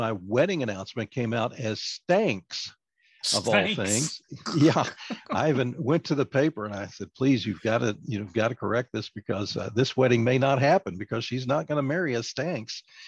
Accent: Owensboro, Kentucky, United States; I was on the top ranked radio station in my hometown

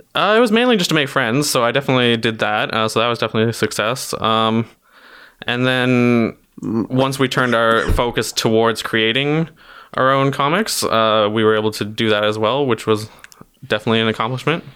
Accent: Timmins, Ontario, Canada; I'm from Timmins, Ontario, which is, uh, very northern Ontario

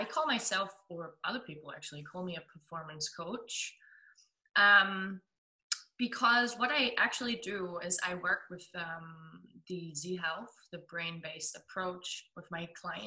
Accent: Germany; accent: German; English is a second language; also born or lived in Melbourne, Australia; I'm 27, I'm from Germany

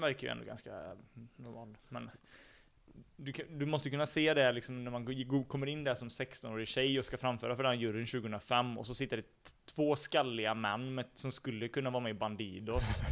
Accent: Sweden; vi är svenskar

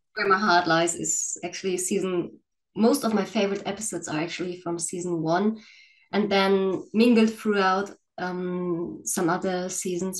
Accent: Northern Germany, Germany; I'm from Germany. Um, well, you all know the cliches about Germany, but I'm from the northern part of Germany

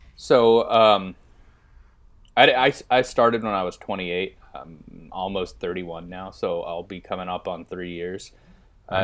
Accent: Bakersfield, California, United States; moved away; also born or lived in Bay Area; I'm from the Bakersfield area

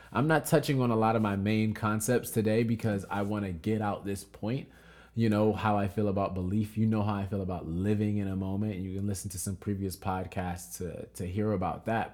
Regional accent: United States; our culture being American culture

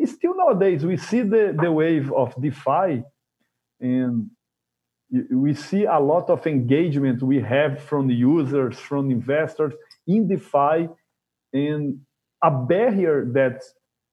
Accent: Brazil; I'm from Brazil

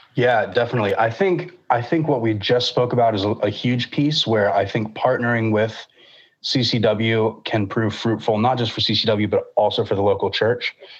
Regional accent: Lakeland, Florida, United States; I grew up in Lakeland at First United Methodist Church there

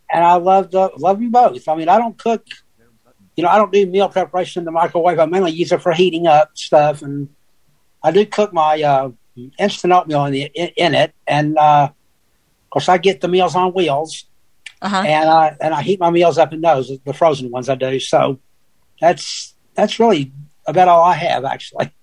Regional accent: Tennessee, United States; we're both from Tennessee.

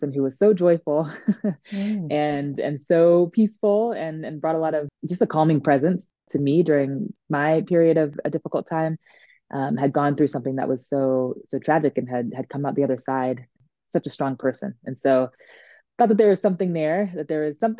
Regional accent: Maryland, United States; moved away as an adult; also born or lived in New England / Washington, District of Columbia, United States; now in Denver, United States; I was born and raised in Maryland

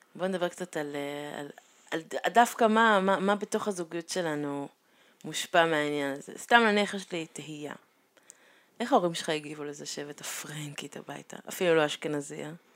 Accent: Israel; first language Hebrew; נולדתי פה

